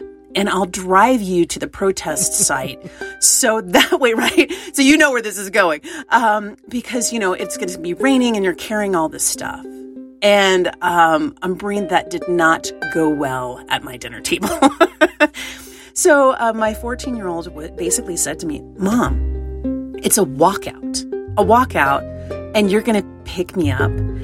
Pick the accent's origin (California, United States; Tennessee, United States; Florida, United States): Tennessee, United States; East; I grew up in East Tennessee